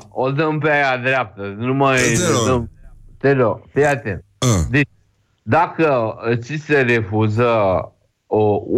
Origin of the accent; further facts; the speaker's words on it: Moldavia, Romania; Păi, eu sunt moldovean, recunosc asta.